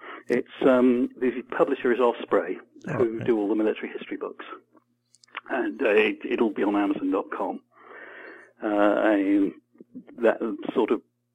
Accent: England, United Kingdom

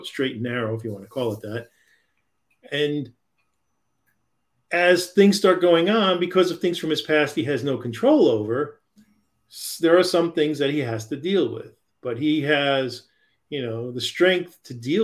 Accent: New York, United States; I grew up in New York and I spent a lot of time in New York City

